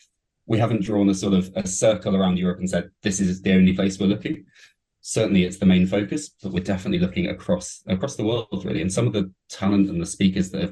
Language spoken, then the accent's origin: English; United Kingdom